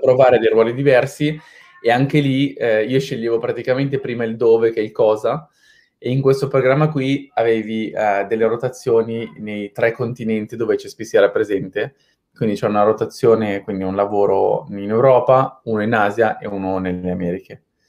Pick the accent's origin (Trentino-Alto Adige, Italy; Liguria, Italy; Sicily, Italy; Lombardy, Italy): Lombardy, Italy; Milan; moved away as an adult; also born or lived in London; Io sono di Milano, sono nato nell'87, uh, ehm, quindi ho 34 anni quest'anno, a novembre, e ho fatto prima il liceo classico uh, a Milano